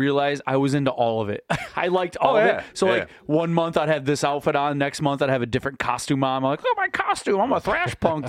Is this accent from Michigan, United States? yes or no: yes; Michigan, United States; I'm from Michigan.